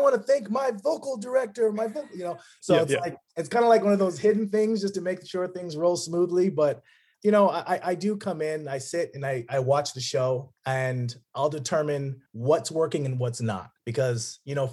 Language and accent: English; Las Vegas, Nevada, United States; moved away as an adult; now in Los Angeles, United States; I grew up in Vegas, Las Vegas, kind of bounced around within there.